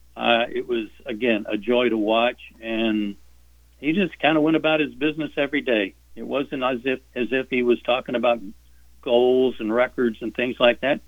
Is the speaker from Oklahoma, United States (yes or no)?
yes; Norman, Oklahoma, United States; born or raised there; moved away